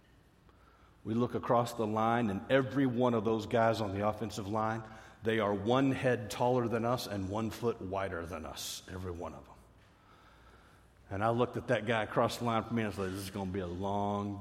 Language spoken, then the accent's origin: English; Fort Worth, Texas, United States; I grew up in Fort Worth, Texas